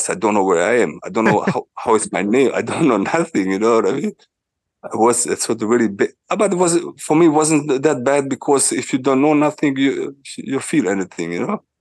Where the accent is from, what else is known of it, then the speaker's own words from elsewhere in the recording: Switzerland; it was in Switzerland and uh, was in my hometown, you know